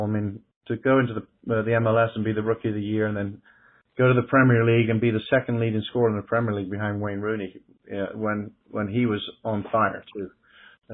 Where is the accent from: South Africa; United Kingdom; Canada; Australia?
United Kingdom; England; now in Greenville, United States; I come from England, too, and that's what I grew up around.